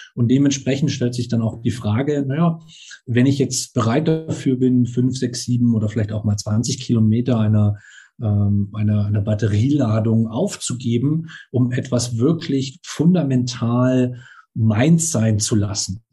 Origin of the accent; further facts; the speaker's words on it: Baden-Württemberg, Germany; ich bin ja selber auch auf dem Land aufgewachsen, jetzt war Baden-Württemberg